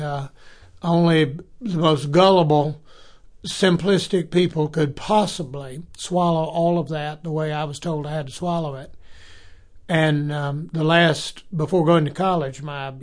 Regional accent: South Carolina, United States; I'm from South Carolina

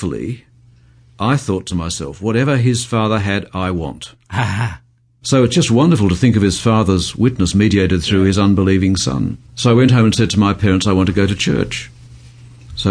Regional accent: Melbourne, Victoria, Australia; I was born and brought up in Melbourne.

